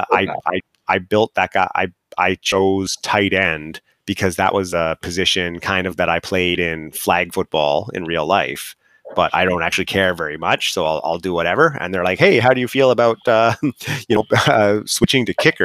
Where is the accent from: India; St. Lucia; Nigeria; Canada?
Canada; I'm Canadian